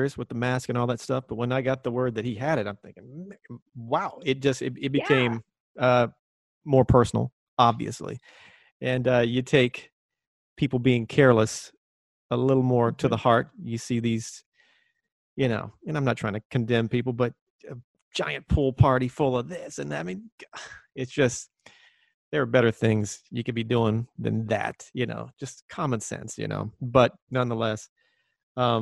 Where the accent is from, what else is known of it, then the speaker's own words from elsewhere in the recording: Texas, United States; a little kid growing up in Texas